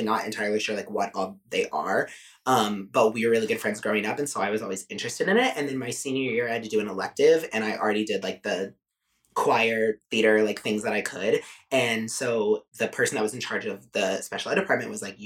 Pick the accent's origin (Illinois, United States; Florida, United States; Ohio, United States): Ohio, United States; Cincinnati; moved away; I'm from Cincy